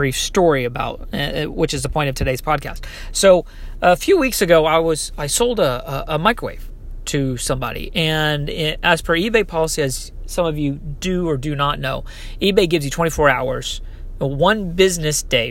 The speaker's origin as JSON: {"language": "English", "region": "Texas", "country": "United States", "moved": "yes", "said": "I'm originally from Texas"}